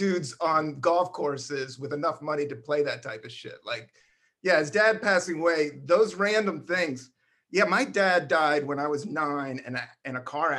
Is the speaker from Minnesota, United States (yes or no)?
no; Buena Vista, Virginia, United States; also born or lived in Washington DC; I was born in Northeast DC, grew up there until I was in the third grade, and then we moved to Buena Vista, Virginia, hardcore rednecks.